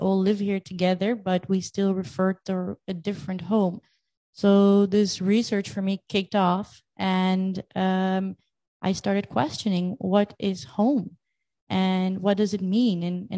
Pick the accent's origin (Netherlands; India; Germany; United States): Netherlands; also born or lived in Crimea, Ukraine / Paris / Moscow / Hong Kong; I was born in Crimea, which makes me half Ukrainian and half Russian by blood. And since I'm two, I moved to the Netherlands.